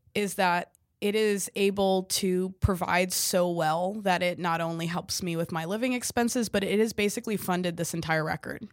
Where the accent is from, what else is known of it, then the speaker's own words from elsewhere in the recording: California, United States; I'm twenty-six. Um, I grew up in California